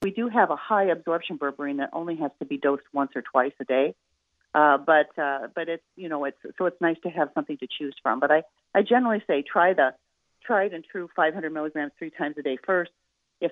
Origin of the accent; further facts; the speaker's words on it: Midwest, United States; I'm from the Midwest, so I'm really cheap